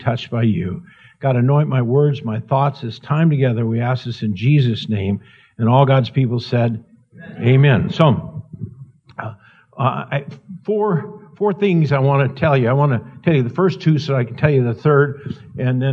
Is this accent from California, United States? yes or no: no; Montana, United States; I'm in Northern Idaho, and I'm from Montana